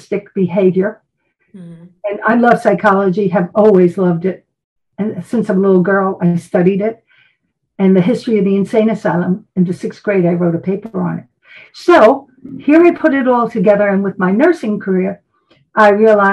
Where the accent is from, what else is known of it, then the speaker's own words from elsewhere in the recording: New York City, New York, United States; moved away; And I'm from Brooklyn originally. And you can probably hear the attitude at times.